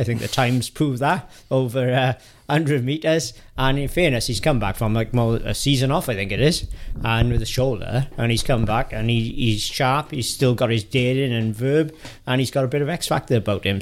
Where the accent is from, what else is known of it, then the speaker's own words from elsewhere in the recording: Welsh, Wales, United Kingdom; I'm Welsh